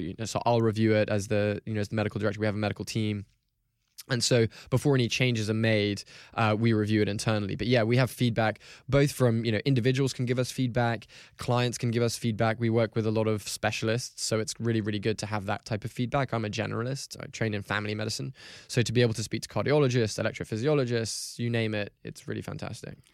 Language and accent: English; Hong Kong; I grew up in Hong Kong